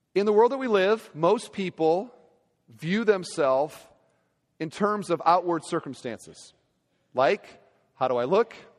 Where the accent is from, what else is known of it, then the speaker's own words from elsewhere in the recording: Iowa, United States; moved away; Iowa, my home state.